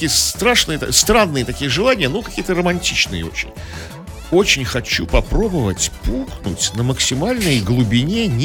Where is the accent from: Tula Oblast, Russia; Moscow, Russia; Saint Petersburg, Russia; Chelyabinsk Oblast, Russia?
Saint Petersburg, Russia; мы многие петербуржцы это видели, проходишь ты, не знаю, по Дворцовому мосту над Невой